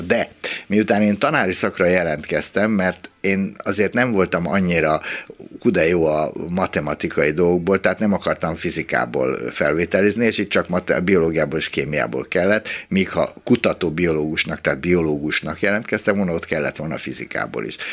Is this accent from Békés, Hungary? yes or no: no; Budapest, Hungary; itt a hatodik kerületben, ahol fölnőttem